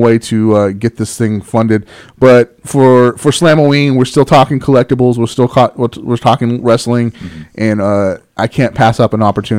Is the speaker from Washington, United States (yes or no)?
yes; Seattle, Washington, United States; I'm also from the Seattle area, so I'm very familiar with the brand itself.